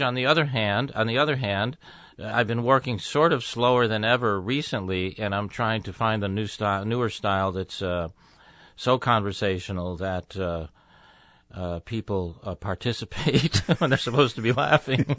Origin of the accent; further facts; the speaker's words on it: Tucson, Arizona, United States; moved away as an adult; also born or lived in Chicago / Los Angeles; moved to Arizona when I was two, so I grew up in the desert